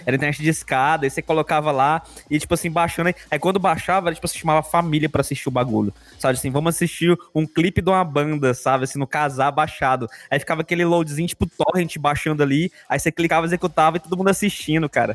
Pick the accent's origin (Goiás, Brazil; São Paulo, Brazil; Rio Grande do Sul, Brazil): Goiás, Brazil; Goiânia; Eu era de Goiânia